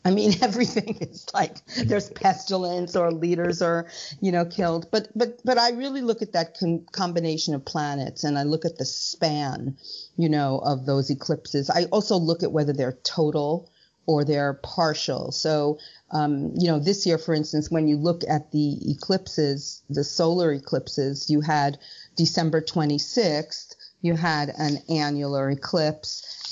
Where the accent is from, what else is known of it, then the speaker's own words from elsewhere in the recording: United States; I'm American